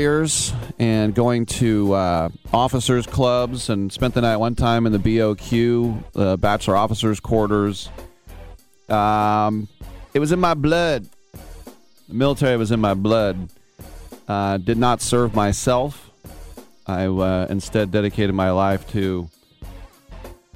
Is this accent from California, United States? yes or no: yes; Bay Area, California, United States; growing up in the Bay Area with when I was a real little kid, my dad was still in the reserves